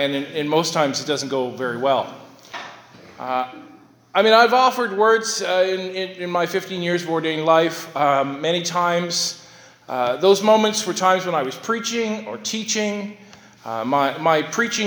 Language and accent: English; Sydney, Nova Scotia, Canada; I was born in Sydney City Hospital